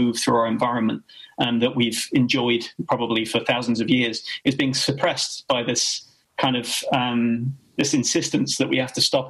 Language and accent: English; Kent, South East England, United Kingdom; I grew up in Kent, right, 20 miles from France